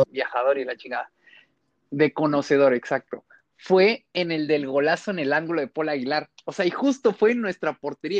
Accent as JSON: {"language": "Spanish", "country": "Mexico", "said": "como buen chamaquito mexicano, te hacen irle al equipo de los papás"}